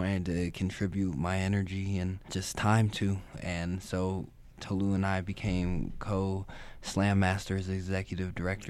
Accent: Florida, United States; I came from Florida. I was born here, but I moved from Florida just this past year in 2016

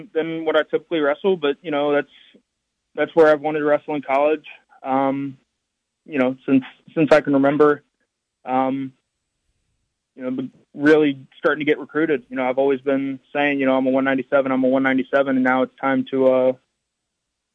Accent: West Virginia, United States; my home state

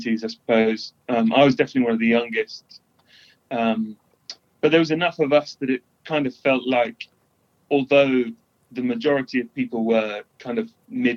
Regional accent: London, United Kingdom; moved away as an adult; also born or lived in Canterbury / Cambridge; now in Nottingham, United Kingdom; I grew up in London

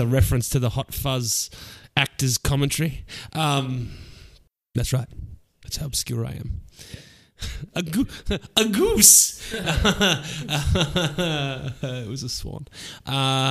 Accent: Australia; I'm an Australian

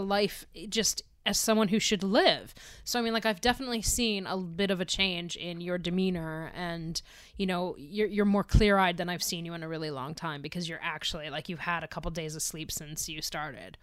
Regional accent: United States; being an American right now.

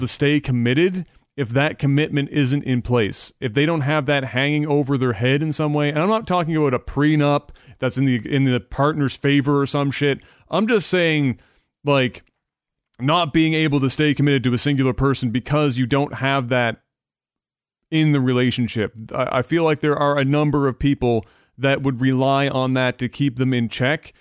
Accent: Canada; as a Canadian

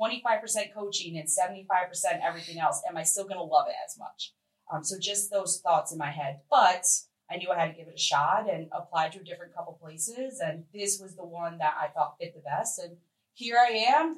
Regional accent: Newtown, Connecticut, United States; moved away; I'm from Connecticut.

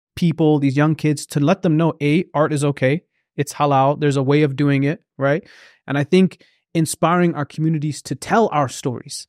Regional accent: Oromia, Ethiopia; now in Canada; I'm from Oromia

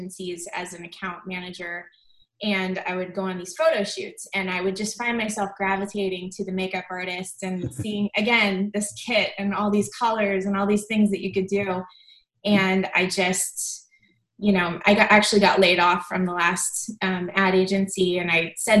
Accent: Indiana, United States; also born or lived in Mooresville, Indiana; I grew up in a really small town in Indiana. I grew up in Canby, and when I was 17, I moved to Mooresville, which is another small town.

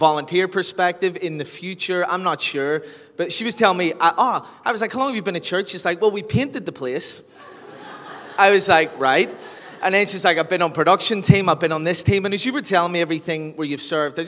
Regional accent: Lisburn, Northern Ireland, United Kingdom; moved away as an adult; also born or lived in Australia / London; I'm originally from Lisburn

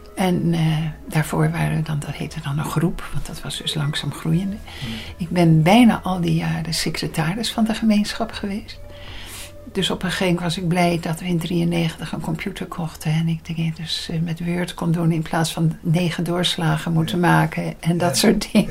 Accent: Leiden, South Holland, Netherlands; ik ben in Leiden geboren.

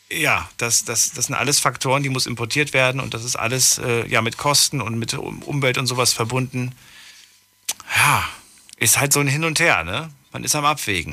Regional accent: GDR, East Germany, Germany; Wir kommen ja aus der DDR

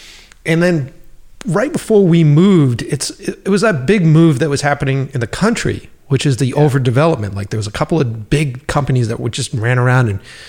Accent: Boston, Massachusetts, United States; moved away as an adult; I love Boston. I love the East Coast. That city made me. That city really made me, really made my voice

